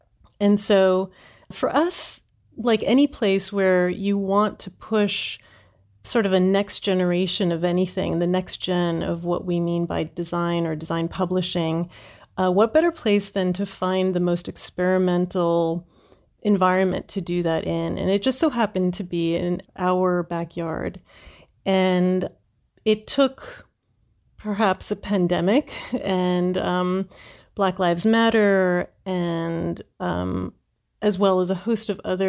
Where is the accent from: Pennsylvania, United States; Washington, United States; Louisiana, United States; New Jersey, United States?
New Jersey, United States; And I was born in New Jersey. I am what they call a Jersey girl.